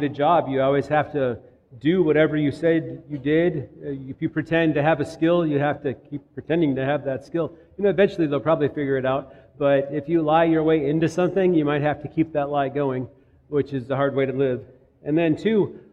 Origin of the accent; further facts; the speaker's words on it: Minnetonka, Minnesota, United States; moved away; also born or lived in Tennessee; Minnetonka, Minnesota